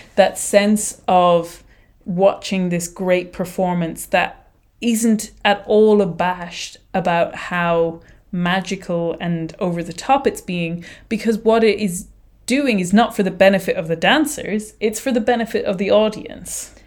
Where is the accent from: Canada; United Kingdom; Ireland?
Ireland; I am Irish